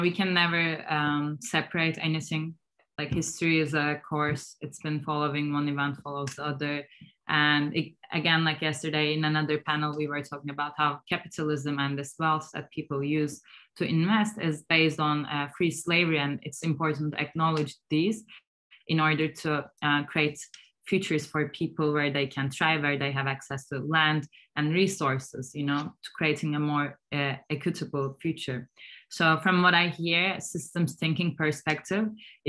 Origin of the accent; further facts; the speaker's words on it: Turkey; I'm from Turkey, and in Istanbul, we have these small bakkals